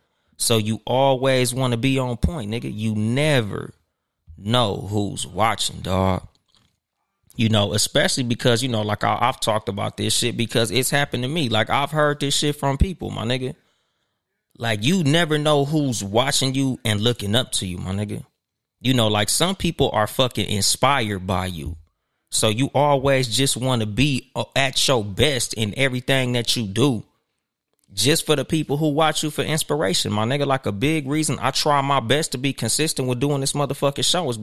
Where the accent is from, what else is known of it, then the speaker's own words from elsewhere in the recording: West Coast, United States; You know, I'm from the West Coast, so you know with us, nigga, we'll throw on some Nike Cortez, some Chucks or some shit.